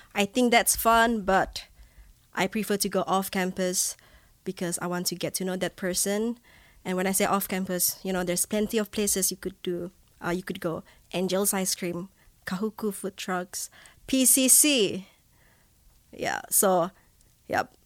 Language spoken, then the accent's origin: English; Borneo, Malaysia; first language Bidayuh; English is a second language; moved away as an adult; also born or lived in Manchester, England; now in Laie, United States; I'm from Malaysia